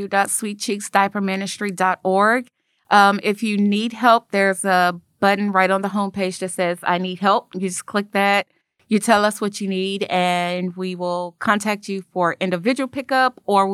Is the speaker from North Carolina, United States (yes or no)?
no; Chicago, Illinois, United States; moved away as an adult; now in Memphis, United States; I was born and raised in Chicago. I came here for University of Memphis.